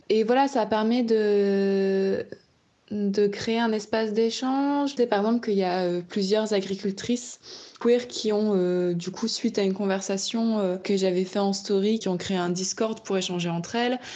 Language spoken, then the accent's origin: French; the countryside of the Nord, Hauts-de-France, France; moved away as an adult; also born or lived in Bordeaux; now in Corrèze, France; je viens de la campagne, du Nord, voilà, où j'ai vécu pendant 20 ans